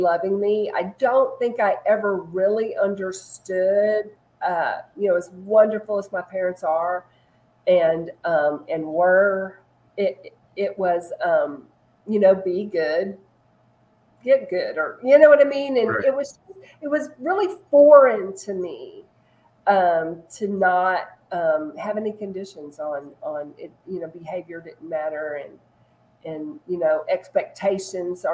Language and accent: English; Texas, United States; also born or lived in Chicago, Illinois / Little Rock, Arkansas / Dallas, Texas; I grew up in Texas